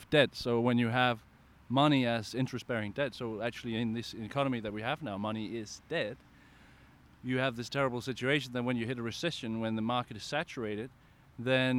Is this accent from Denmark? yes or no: yes; Denmark; I'm from Denmark, and I work for the Danish branch of positive money